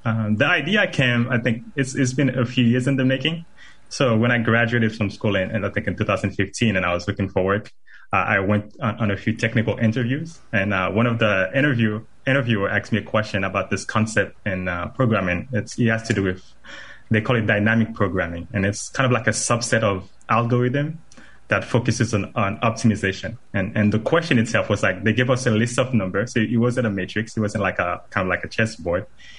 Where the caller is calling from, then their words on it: Apopka, Florida, United States; I am joining live from Apopka, Florida, not too far from your studio.